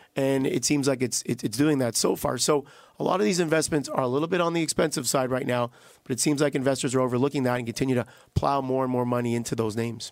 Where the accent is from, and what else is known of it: Canada